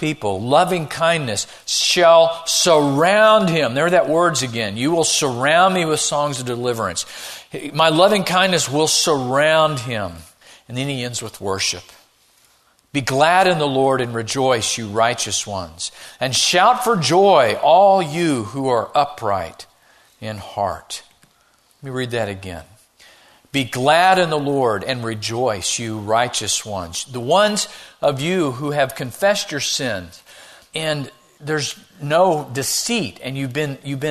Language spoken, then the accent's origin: English; Missouri, United States; I grew up in Missouri